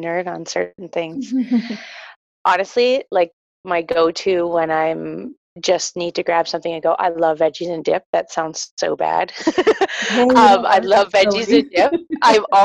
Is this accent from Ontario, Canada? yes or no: yes; Newmarket, Ontario, Canada; I am from Newmarket, Ontario